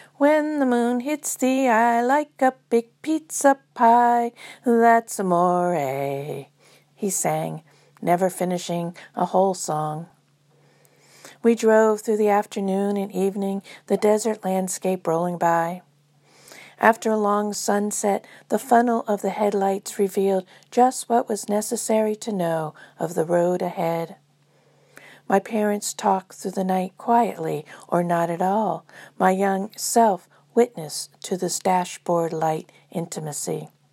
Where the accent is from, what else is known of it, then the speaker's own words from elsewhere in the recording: Space Coast, Florida, United States; growing up on Space Coast, Florida, during the fifties and sixties.